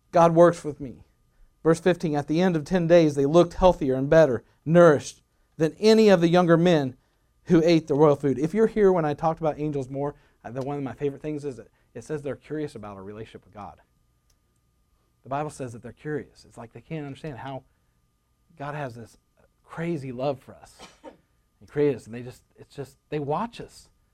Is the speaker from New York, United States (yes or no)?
no; Rogers, Arkansas, United States